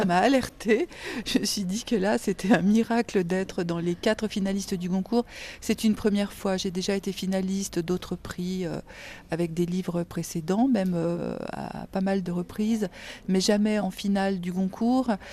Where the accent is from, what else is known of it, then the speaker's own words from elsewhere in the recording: Algeria; je suis née en Algérie